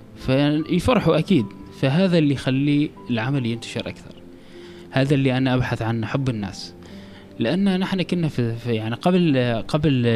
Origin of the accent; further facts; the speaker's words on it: Oman; كوني عماني